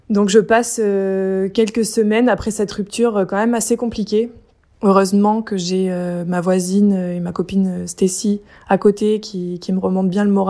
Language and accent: French; near Manosque, Provence-Alpes-Côte d'Azur, France; moved away as an adult; also born or lived in Neuilly-Plaisance; j'ai grandi dans les Alpes de Haute-Provence, euh, à côté de Manosque.